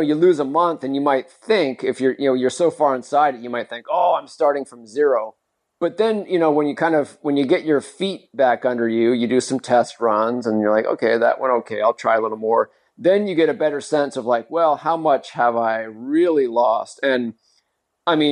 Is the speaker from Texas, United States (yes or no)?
no; Modesto, California, United States; my hometown marathon here in California. It's called the Modesto Marathon